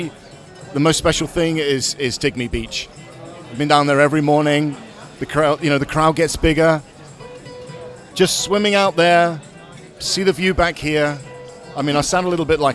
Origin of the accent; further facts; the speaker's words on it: England, United Kingdom; now in Amsterdam, Netherlands; I'm from England, but I live in Amsterdam